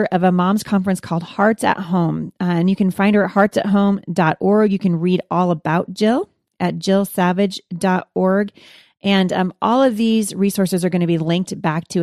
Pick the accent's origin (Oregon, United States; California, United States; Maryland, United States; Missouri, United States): Oregon, United States; Boring; I'm from Boring, Oregon